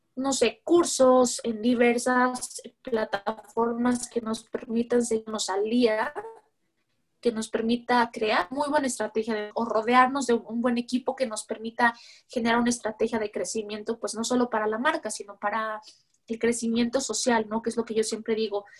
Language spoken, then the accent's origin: Spanish; Mexico